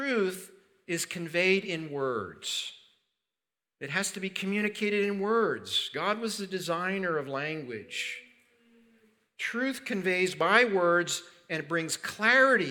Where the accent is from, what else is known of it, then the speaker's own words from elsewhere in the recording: Pennsylvania, United States; where I grew up in Pennsylvania